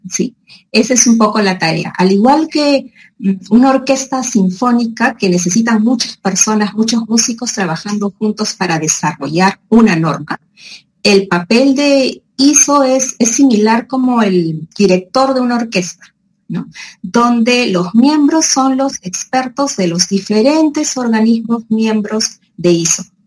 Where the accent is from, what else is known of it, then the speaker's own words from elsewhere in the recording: Peru; also born or lived in Madrid; yo regreso a Perú y me dedico a esto